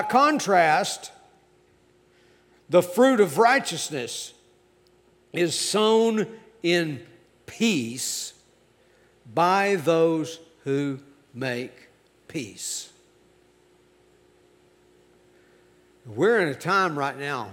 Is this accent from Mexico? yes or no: no; United States; I am an American. I love my country.